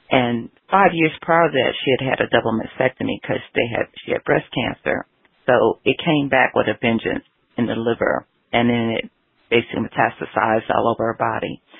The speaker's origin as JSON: {"language": "English", "region": "the South", "country": "United States", "tie": "born or raised there", "also_born_or_lived": "Los Angeles", "moved": "yes", "said": "growing up in the South as a Southerner."}